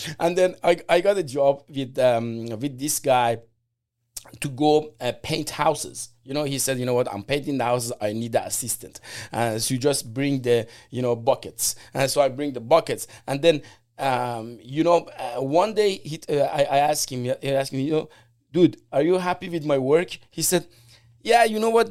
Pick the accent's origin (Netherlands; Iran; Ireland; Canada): Iran; English is a second language; moved away as an adult; now in United States; I'm from Iran, and I came here like 25 years ago